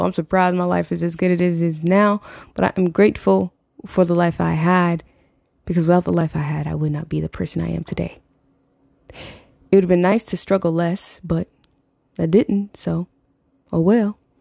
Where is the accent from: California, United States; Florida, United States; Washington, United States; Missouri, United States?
Florida, United States; Growing up in Florida